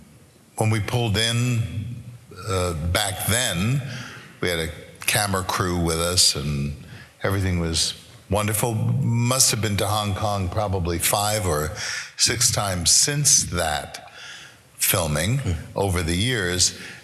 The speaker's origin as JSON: {"language": "English", "town": "New York City", "region": "New York", "country": "United States", "said": "Now, I'm a boy from Brooklyn."}